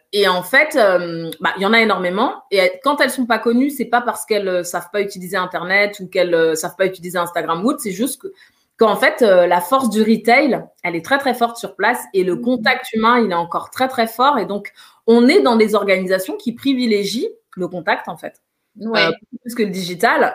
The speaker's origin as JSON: {"language": "French", "town": "Paris", "region": "Île-de-France", "country": "France", "tie": "born or raised there", "said": "je suis originaire euh, de, Guinée, je suis née à Paris, j'ai toujours vécu en France"}